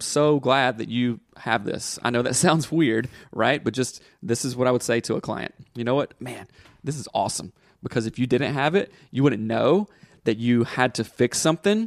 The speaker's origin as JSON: {"language": "English", "region": "the South", "country": "United States", "tie": "born or raised there", "said": "I grew up in the South and grew up in church"}